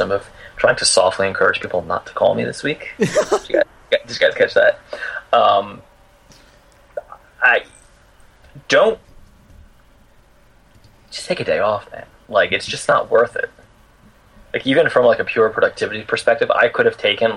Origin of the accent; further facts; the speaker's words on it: East Coast, United States; I'm from the East Coast, so we work, like, 70 hours a week.